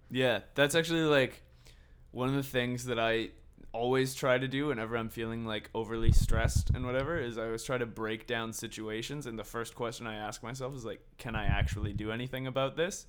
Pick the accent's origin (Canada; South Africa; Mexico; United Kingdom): Canada; Victoria and Vancouver, British Columbia; And we're all from Victoria and Vancouver.